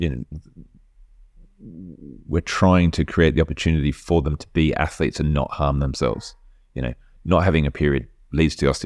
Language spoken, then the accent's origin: English; Poland; English is a second language; I grew up in Poland, so I definitely used to play around in sandpits